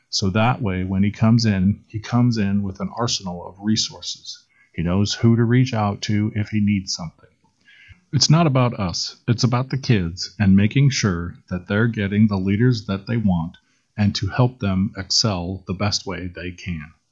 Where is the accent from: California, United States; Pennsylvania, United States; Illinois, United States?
Illinois, United States; Rockford; also born or lived in Waterloo; now in Des Moines, United States; I'm not from here. I'm from Rockford, Illinois originally. Then I was in Waterloo for most of my adulthood and then moved to Des Moines about eight years ago